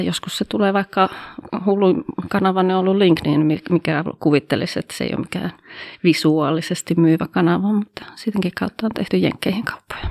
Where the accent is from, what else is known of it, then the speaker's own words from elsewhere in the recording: Oulu, North Ostrobothnia, Finland; also born or lived in Haukipudas, Finland / Coventry, England; Täältä olen kotoisin